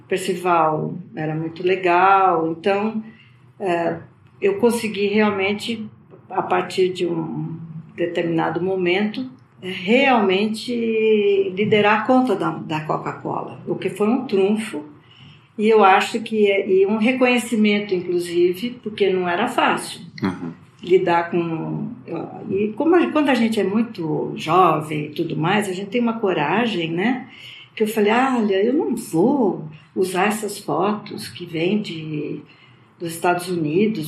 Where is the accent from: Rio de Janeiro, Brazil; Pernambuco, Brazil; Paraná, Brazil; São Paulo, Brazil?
São Paulo, Brazil; Campinas; Eu nasci em Campinas, no interior de São Paulo.